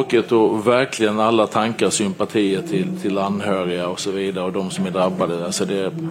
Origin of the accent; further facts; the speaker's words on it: Sweden; som svensk så blir man, nej, jag är jätteledsen.